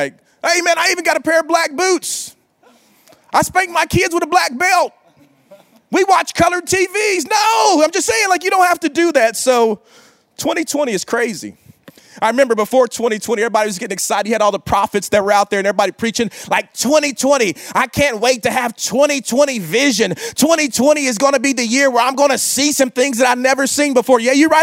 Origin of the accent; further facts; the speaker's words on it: Oklahoma, United States; In Oklahoma, like I'm from the South. I mean, we kind of call ourselves the South, but we're the Midwest